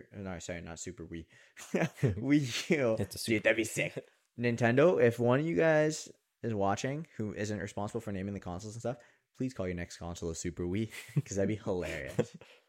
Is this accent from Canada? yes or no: yes; Canada; we're from Canada.